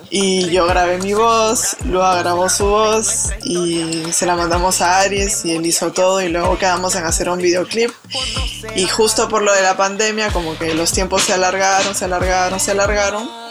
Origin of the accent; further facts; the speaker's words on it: Lima, Peru; moved away as an adult; also born or lived in France; yo nací en San Martín de Porres, que es como el límite con el Callao